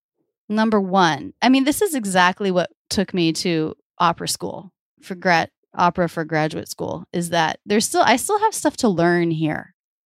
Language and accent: English; the South, United States; accent: Midwestern; also born or lived in Boston / New York; now in Philadelphia, United States; My parents were born and raised in the Midwest, and that's where all my family has come from for a few generations. So I believe that's what I speak with, even though I grew up in the South.